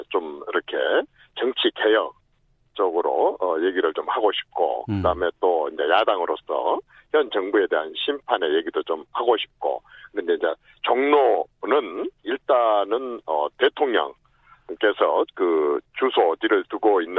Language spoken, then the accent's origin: Korean; Jeolla, South Korea; 나도 호남 출신이지만